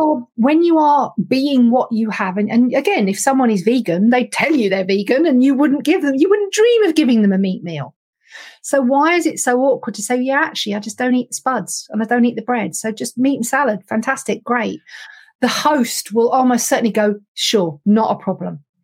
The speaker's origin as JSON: {"language": "English", "country": "United Kingdom", "said": "we're British"}